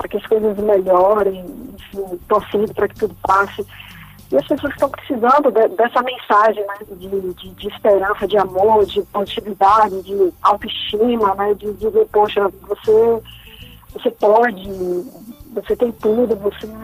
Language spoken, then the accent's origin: Portuguese; Feira de Santana, Bahia, Brazil; born there; now in Salvador, Brazil; ela mora em Feira de Santana